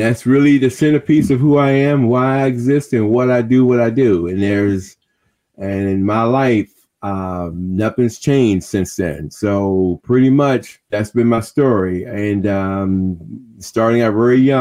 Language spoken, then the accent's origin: English; Washington, District of Columbia, United States; I'm from Washington, D.C. Born and kind of grew up in Berry Farms in Anacostia.